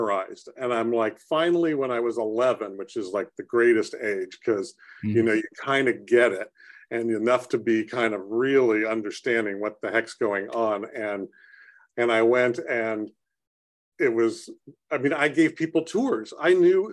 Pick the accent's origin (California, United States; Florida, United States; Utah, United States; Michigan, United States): California, United States; San Jose; I grew up in San Jose and we didn't have a lot of money